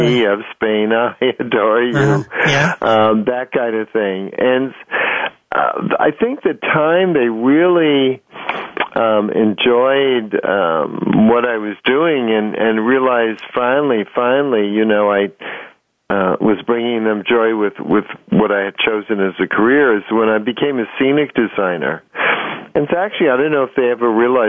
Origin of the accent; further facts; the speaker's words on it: New York City, New York, United States; moved away as an adult; now in San Francisco, United States; growing up in New York City, in high school, I would go see every Broadway show